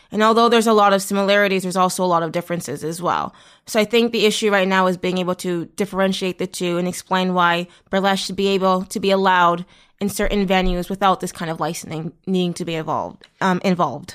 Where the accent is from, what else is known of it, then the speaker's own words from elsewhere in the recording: Toronto, Ontario, Canada; I'm from Toronto